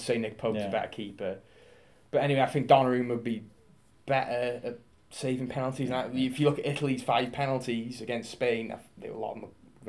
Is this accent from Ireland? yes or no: no; Wales, United Kingdom; as a Welshman